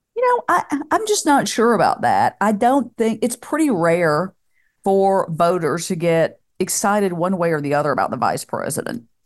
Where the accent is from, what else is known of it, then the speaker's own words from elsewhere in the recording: Tennessee, United States; my hometown in Tennessee